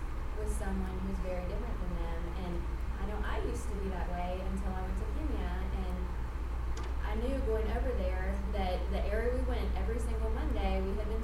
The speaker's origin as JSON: {"language": "English", "region": "Tennessee", "country": "United States", "said": "we're from Tennessee"}